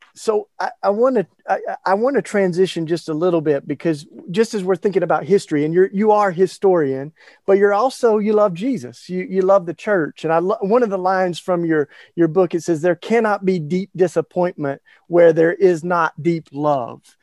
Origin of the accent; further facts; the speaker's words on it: Maryville, Tennessee, United States; I was in a very small town, uh, Maryville, Tennessee, East Tennessee